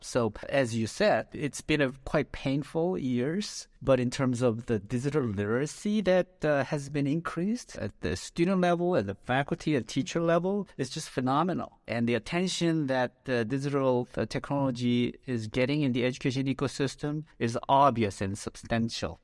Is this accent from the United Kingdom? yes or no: no; South Korea; moved away as an adult; now in United States; I'm Korean American. So I came to the U.S. after finishing high school, and I was a total failure in 12 years of schooling in Korea